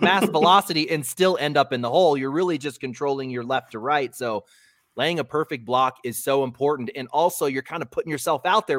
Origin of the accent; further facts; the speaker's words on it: Colorado, United States; I was born in Colorado